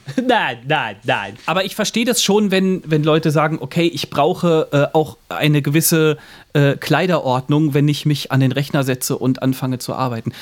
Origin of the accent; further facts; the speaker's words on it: Central Hesse, Germany; ich komme äh, aus Mittelhessen